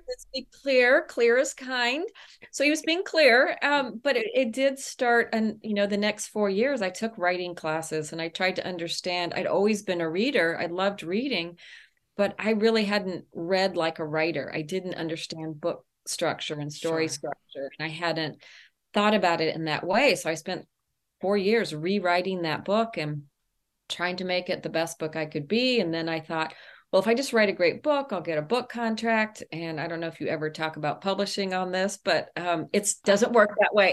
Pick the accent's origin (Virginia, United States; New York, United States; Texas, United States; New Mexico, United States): Texas, United States; El Paso; I grew up in El Paso, Texas, and I have vivid memories of my mother taking us to the public library